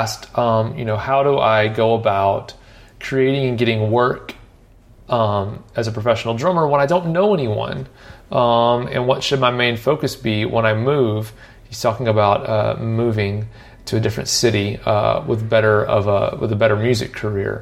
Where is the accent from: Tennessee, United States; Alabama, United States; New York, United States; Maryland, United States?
Tennessee, United States; Nashville; I grew up here in Nashville